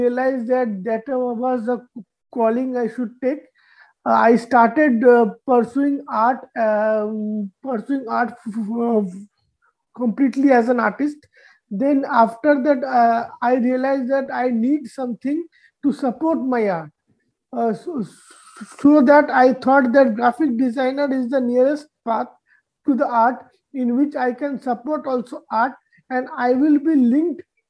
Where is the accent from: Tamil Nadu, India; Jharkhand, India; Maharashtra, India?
Jharkhand, India; Dhanbad; now in New Delhi, India; my hometown in the eastern part of India, state of Jharkhand. The city is known as Dhanbad